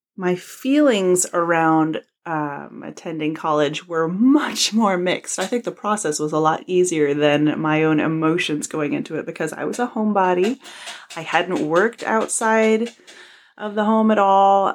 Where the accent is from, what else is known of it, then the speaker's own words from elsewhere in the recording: United States; also born or lived in New York State; I'm from the United States of America